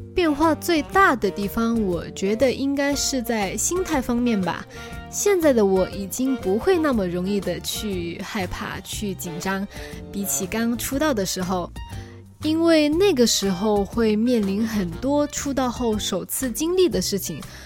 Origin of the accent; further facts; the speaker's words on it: Guangdong, China; accent: Chaoshan; 我在说日语的时候会不小心带一点我的朝上口音